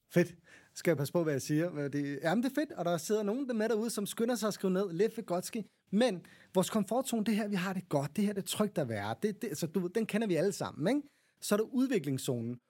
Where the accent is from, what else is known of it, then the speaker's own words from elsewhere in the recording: Copenhagen, Capital Region of Denmark, Denmark; jeg er også københavner